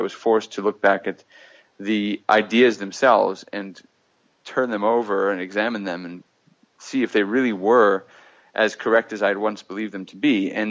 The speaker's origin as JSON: {"language": "English", "town": "Johannesburg", "region": "Gauteng", "country": "South Africa", "tie": "born there", "said": "So I was born in 1977 in Johannesburg"}